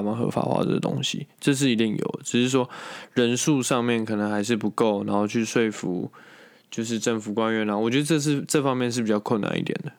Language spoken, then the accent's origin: Chinese; Taiwan; 在我们台湾人的既定印象中